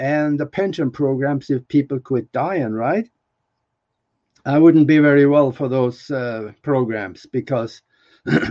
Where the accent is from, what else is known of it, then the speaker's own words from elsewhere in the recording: Norway; moved away; I'm from Norway